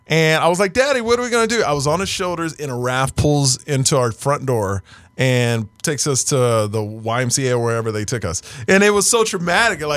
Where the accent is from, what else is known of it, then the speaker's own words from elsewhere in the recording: Houston, Texas, United States; now in Los Angeles, United States; I'm from Houston